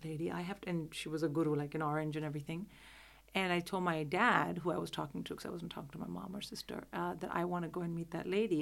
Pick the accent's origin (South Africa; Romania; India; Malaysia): India; Delhi; moved away as an adult; now in United Kingdom; I'm from Delhi